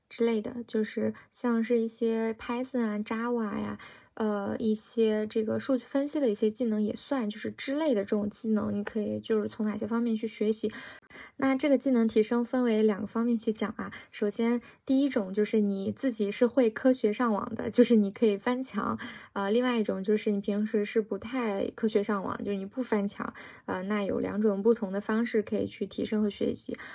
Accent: China; 因为其实我们中国人从小学英语，它是以那种考试思维来学的嘛

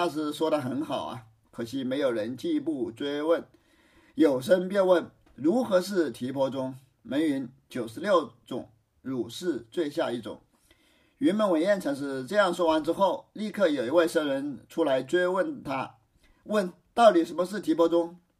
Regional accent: China; 在我们中国，打辩论赛失败了，只是让他自己去反思，自领出去，就是自己收回自己的话，意思就是还是我们中国人文明呐。

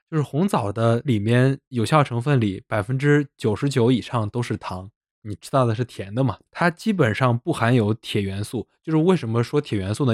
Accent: Zhengzhou, Henan, China; 我们河南郑州的某著名企业

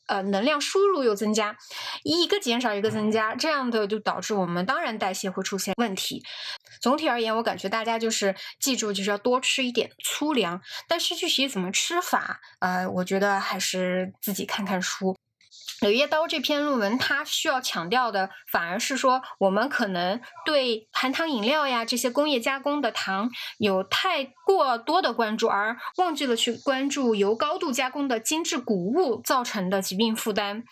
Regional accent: China; 因为我们中国大街上夏天全是打伞的

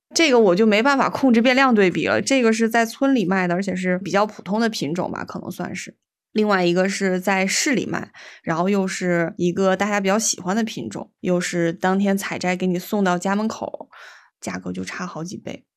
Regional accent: Weihai, Shandong, China; 我们威海这边

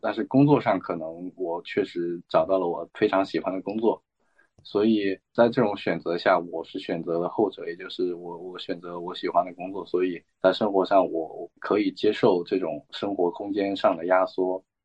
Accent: northern China, China; moved away as an adult; now in Hong Kong; 因为我是北方人

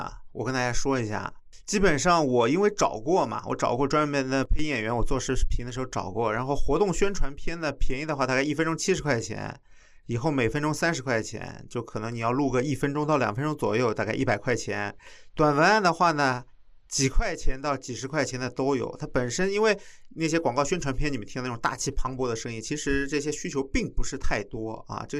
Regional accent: Guangdong, China; 你怎么听得出来我是广东人的？

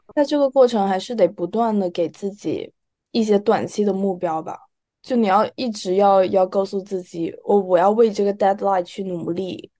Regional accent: China; moved away; 什么朋友啊都在国内，所以，而且从小在那个环境下长大

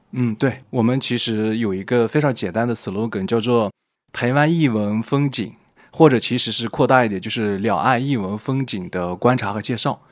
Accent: Shanxi, China; moved away as an adult; also born or lived in Guangzhou; now in Taiwan; 我是山西人，我想大家听我的口音应该比较明显

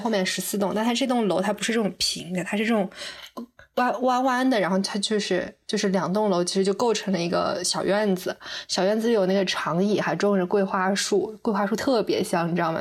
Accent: northern China, China; moved away as an adult; also born or lived in Chengdu; 我从小在一个北方这样的城市长大

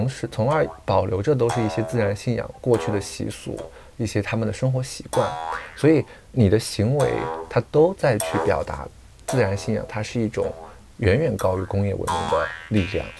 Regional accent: Tibetan area of Qinghai, China; 我是来自青海藏区的，我爸爸是藏族，妈妈是汉族。嗯啊，所以就是有一点点半藏半汉的感觉啊，然后也是，呃，因为从小生活在藏区，嗯，也是以游牧民族的文化为主

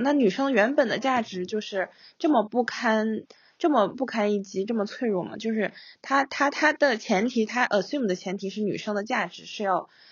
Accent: Singapore; also born or lived in China; 在我们小的时候，在新加坡那个环境下

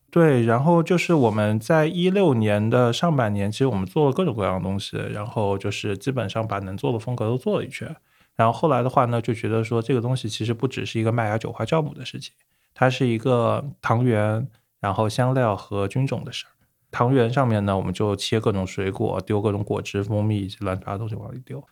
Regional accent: Hangzhou, Zhejiang, China; also born or lived in United Kingdom; 杭州本地土生土长

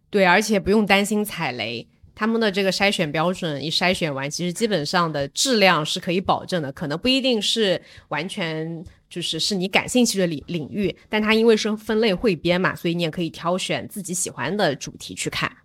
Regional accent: Zhejiang, China; 我作为一个浙江人

